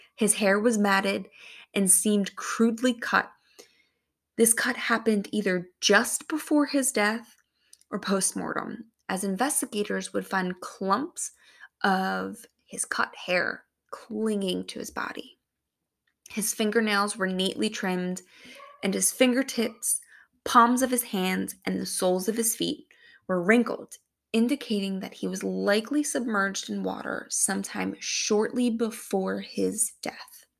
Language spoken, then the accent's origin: English; Philadelphia, Pennsylvania, United States; my hometown, Philadelphia, Pennsylvania.